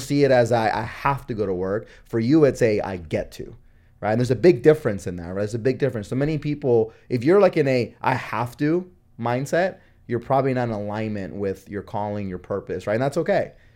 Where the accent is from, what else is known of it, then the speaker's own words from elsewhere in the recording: Honduras; now in United States; I was born in Honduras